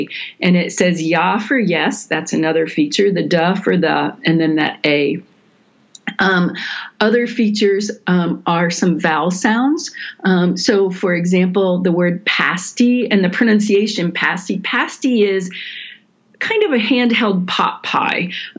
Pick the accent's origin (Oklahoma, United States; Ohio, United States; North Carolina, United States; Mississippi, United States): Ohio, United States; now in Michigan, United States; I am a Michigander now. I've lived here longer than I ever lived in Ohio, but I also have Buckeye roots and consider myself a transplant in that way too.